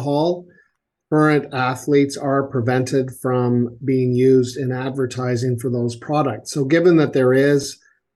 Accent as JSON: {"language": "English", "town": "Kingston", "region": "Ontario", "country": "Canada", "tie": "born or raised there", "said": "my hometown, Kingston, Ontario"}